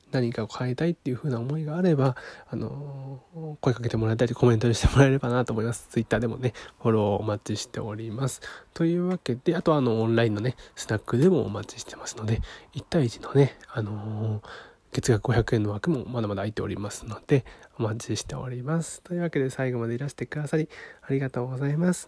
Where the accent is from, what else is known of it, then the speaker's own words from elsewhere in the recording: Niigata, Japan; 出身地は新潟県ですね